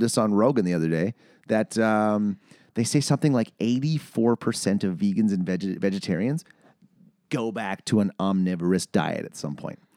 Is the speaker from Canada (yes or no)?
yes; Manitoba, Canada; I'm from, I'm from Manitoba.